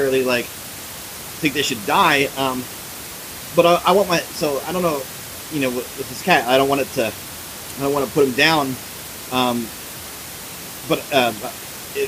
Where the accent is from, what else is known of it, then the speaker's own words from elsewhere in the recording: Philadelphia, Pennsylvania, United States; I grew up in Northeast Philly